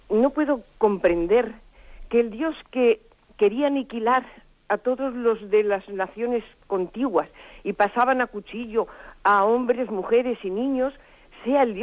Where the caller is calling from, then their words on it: Madrid, Community of Madrid, Spain; Soy … de Madrid y tengo una duda